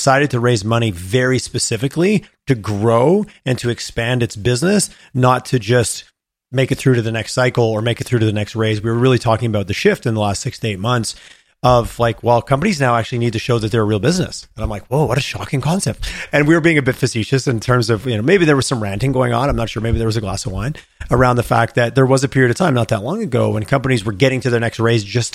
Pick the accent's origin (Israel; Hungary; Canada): Canada